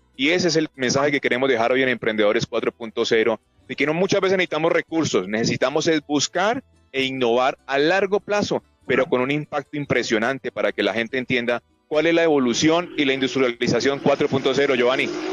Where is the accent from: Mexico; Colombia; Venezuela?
Colombia; Como colombianos